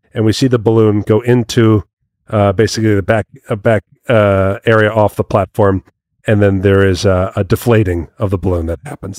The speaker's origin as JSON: {"language": "English", "country": "United States", "said": "I'm a proud American. I like being part of this country"}